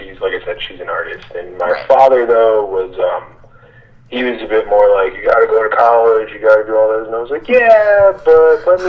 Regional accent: New York City, New York, United States; moved away; I'm originally from Queens. I grew up in New York City.

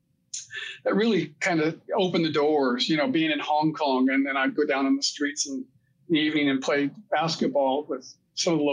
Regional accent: United States; I was a typical American

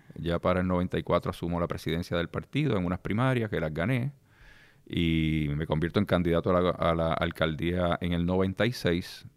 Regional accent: Lares, Puerto Rico; also born or lived in Isabela; Yo nazco en el pueblo de Lares y me crio en el pueblo de Lares

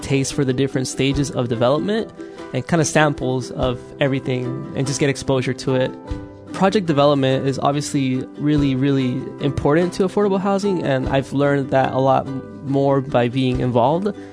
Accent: Hayward, California, United States; born or raised there; also born or lived in El Salvador

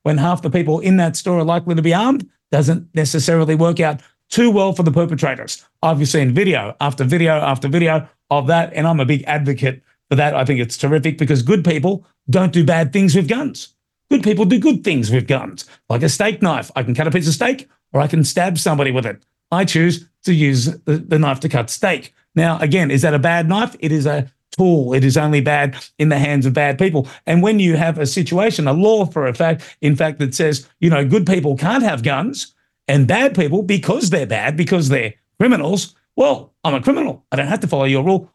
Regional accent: Sydney, New South Wales, Australia; I grew up in Marrickville

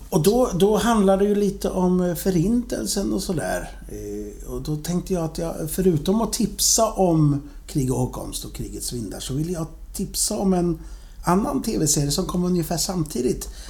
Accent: Sweden; jag är ju från Sverige också

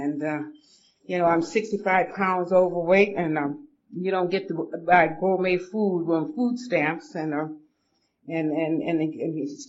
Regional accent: Atlanta, Georgia, United States; moved away as an adult; also born or lived in Boston, Massachusetts; now in Los Angeles, United States; I grew up in Atlanta. I was born at Grady Hospital in Atlanta, Georgia

